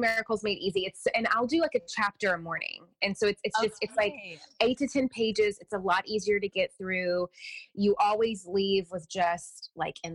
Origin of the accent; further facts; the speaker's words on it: the South, United States; I'm from the South, so I was raised Southern Baptist